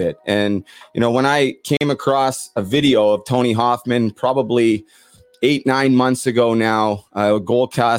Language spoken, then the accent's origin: English; Port Coquitlam, British Columbia, Canada; also born or lived in Vancouver; now in Ontario, Canada; I'm originally from Port Coquitlam, his hometown, and it was always a point of pride being from Port Coquitlam